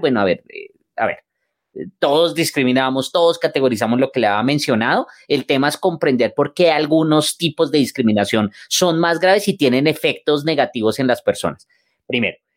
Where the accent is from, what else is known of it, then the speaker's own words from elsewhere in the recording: Colombia; somos nosotros como colombianos